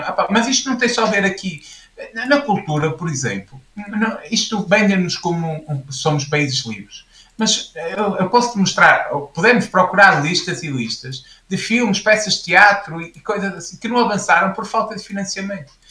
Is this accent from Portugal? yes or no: yes; Portugal; nós somos portugueses